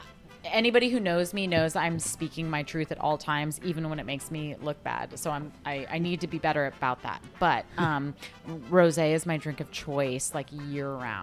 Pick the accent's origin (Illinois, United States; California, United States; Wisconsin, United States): California, United States; Santa Cruz; I am from California. I'm from Santa Cruz, California.